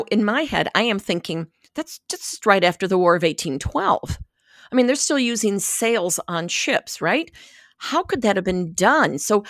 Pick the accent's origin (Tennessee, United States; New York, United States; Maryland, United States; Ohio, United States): Ohio, United States; accent: Ohio; let me excuse my Ohio accent